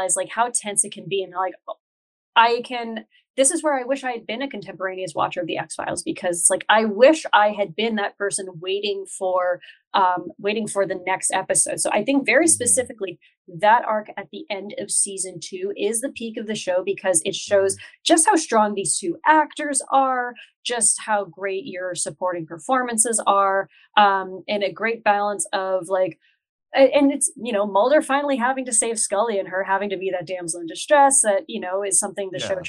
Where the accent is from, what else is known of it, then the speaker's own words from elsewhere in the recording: North Bay, Ontario, Canada; I'm from North Bay